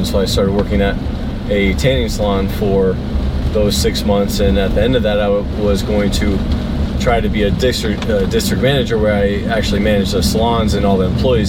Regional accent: southeast Michigan, United States; now in Colorado, United States; No, Michigan. I grew up in Michigan.

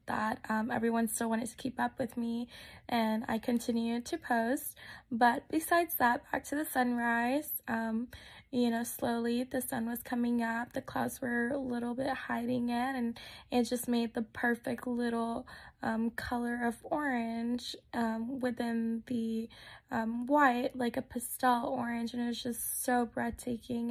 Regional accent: Texas, United States; moved away; I'm actually originally from Texas. I was raised there.

